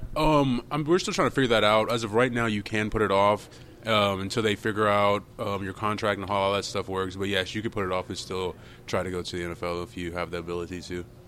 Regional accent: Jacksonville, Florida, United States; moved away as an adult; I'm from uh, Jacksonville, Florida

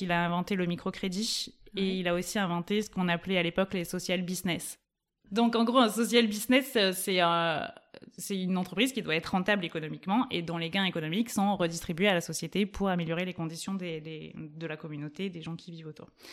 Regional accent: Toulouse, Occitania, France; now in Grenoble, France; J'ai grandi à Toulouse, enfin dans l'agglomération toulousaine

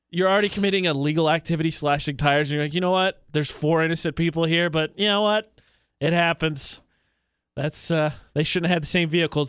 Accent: West Lafayette, Indiana, United States; moved away; on the campus in my hometown, Purdue University

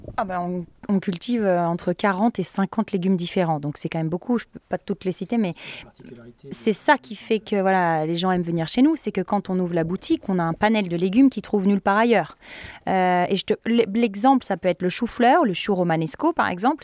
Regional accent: France; moved away as an adult; now in Sweden; je suis français

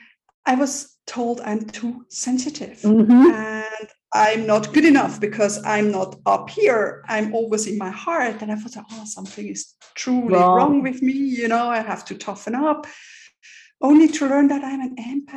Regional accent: Switzerland; moved away as an adult; also born or lived in London / New York; I'm born and raised in Switzerland here

